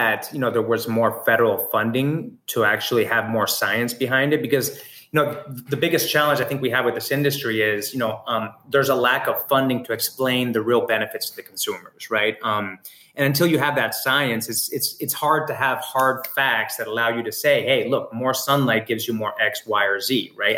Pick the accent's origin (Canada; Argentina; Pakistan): Argentina; also born or lived in New York; now in California, United States; I grew up in Argentina